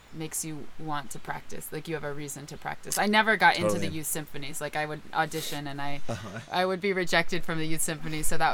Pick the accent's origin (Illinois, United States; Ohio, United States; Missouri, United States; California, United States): California, United States; Silicon Valley; because I'm from Silicon Valley